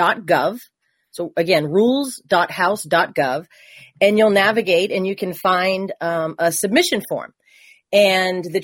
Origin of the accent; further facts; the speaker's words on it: Massachusetts, United States; I'm from Massachusetts